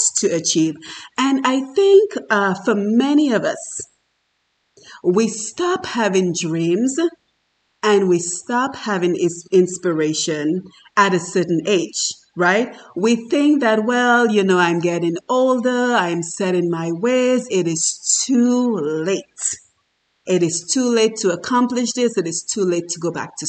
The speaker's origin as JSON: {"language": "English", "country": "Dominica", "moved": "as an adult", "said": "I am from Dominica in the Caribbean, and I worked very hard as the daughter of an alcoholic father"}